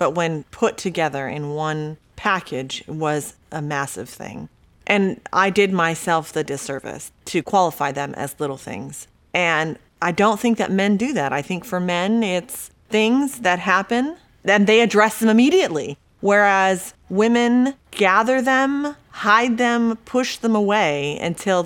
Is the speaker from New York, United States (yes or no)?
no; San Diego, California, United States; also born or lived in Mexico; I was born in Mexico and lived there till I was about 3 or 4 years old. Then we moved to San Diego